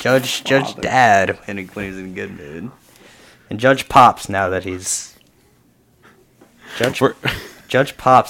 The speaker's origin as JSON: {"language": "English", "region": "Nebraska", "country": "United States", "tie": "born or raised there", "said": "I grew up in Nebraska, and I know their neighbors, and they're very similar culturally."}